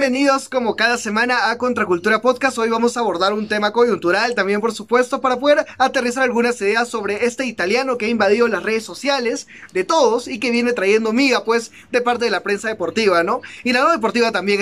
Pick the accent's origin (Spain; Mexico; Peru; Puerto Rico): Peru; así somos los peruanos